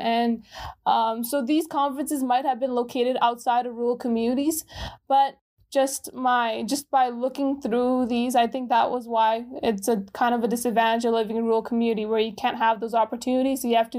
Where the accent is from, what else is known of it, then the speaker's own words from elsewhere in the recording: Gujrat, Punjab, Pakistan; born there; also born or lived in Dubai, United Arab Emirates; I was born in Gujarat, Pakistan in 2003. And where I was raised, that's a little bit complicated. So I lived in Dubai, United Arab Emirates for a couple of years.